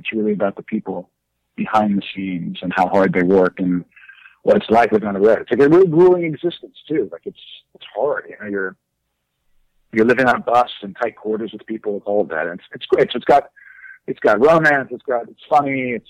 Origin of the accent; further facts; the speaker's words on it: Texas, United States; also born or lived in New York / Boston; People, when they meet me, they definitely like don't think I'm from Texas. I think I definitely kind of associate with the East Coast in some level. I lived in New York